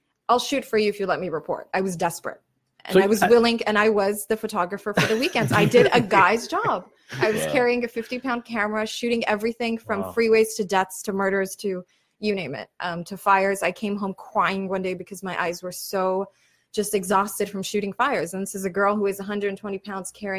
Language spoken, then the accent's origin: English; Yerevan, Armenia; now in Los Angeles, United States; I'm from Yerevan.